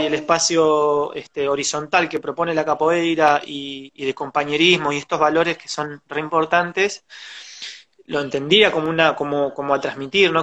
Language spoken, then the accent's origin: Spanish; José C. Paz, Buenos Aires Province, Argentina; nací, me crié en Soliverde, en José Cepaz, con urbano bonaerense